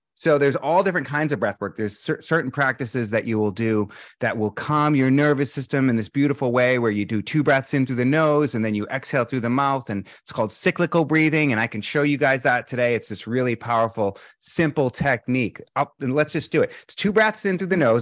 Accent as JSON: {"language": "English", "town": "Boston", "region": "Massachusetts", "country": "United States", "tie": "born or raised there", "moved": "yes", "said": "I'm from Boston."}